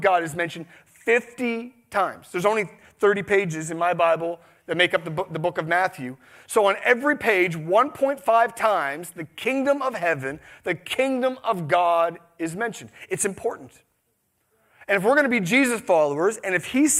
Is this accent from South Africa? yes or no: no; Canada; We're the most apologetic nation in the world